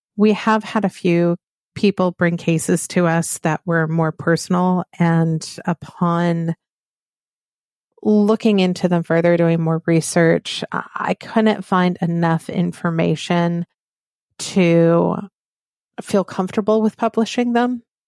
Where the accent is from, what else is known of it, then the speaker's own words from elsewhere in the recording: the South, United States; accent: Southern; I am from the South. When I am tired, very heated with, uh, emotion, my Southern accent comes through.